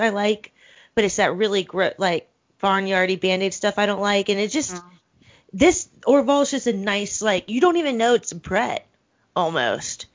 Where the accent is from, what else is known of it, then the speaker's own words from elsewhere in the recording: Richmond, Virginia, United States; I'm from Richmond, Virginia